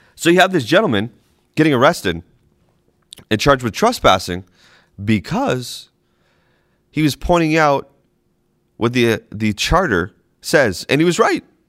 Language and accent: English; Boston, Massachusetts, United States; moved away; I'm from New England originally, Boston.